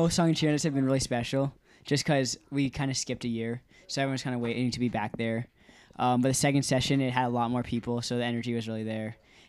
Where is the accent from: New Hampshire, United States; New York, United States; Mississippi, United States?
New York, United States; New York City; parents of Sean and Stephanie Hoffman. I'm from New York City